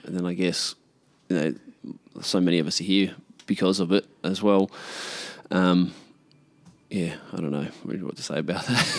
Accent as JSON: {"language": "English", "town": "Karratha", "region": "Western Australia", "country": "Australia", "tie": "born or raised there", "also_born_or_lived": "Perth", "moved": "yes", "lives_now": "Port Hedland, Australia", "said": "I grew up in Karratha as a kid, um, and then we moved down to Perth"}